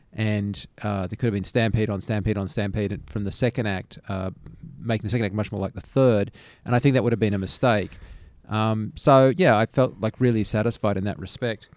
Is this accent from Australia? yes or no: yes; Australia; being an Australian